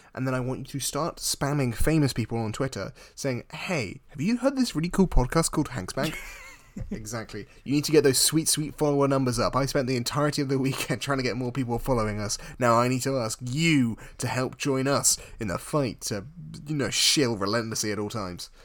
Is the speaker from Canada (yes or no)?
no; United Kingdom; as a British person